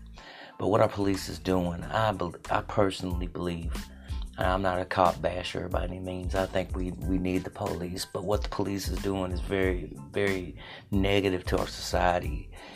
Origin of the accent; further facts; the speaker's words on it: Jefferson City, Tennessee, United States; I'm from Jefferson City, Tennessee.